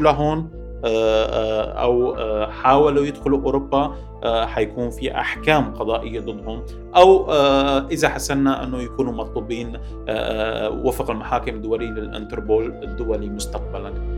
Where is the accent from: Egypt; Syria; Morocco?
Syria; moved away as an adult; now in Paris, France; بحقنا كسوريين